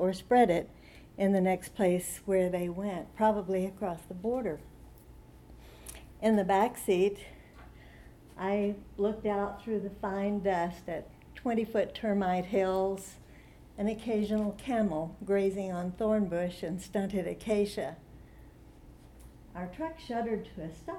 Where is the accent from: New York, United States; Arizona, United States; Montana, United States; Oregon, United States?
Arizona, United States; Tucson; I'm from Tucson, Arizona